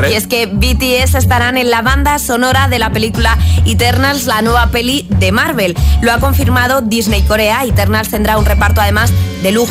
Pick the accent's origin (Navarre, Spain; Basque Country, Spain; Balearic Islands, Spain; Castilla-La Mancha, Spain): Balearic Islands, Spain; Palma; de Palma de Mallorca y bueno